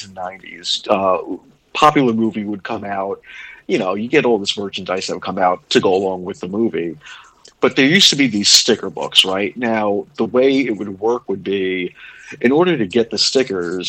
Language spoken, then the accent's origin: English; New York City, New York, United States; when I was growing up in Brooklyn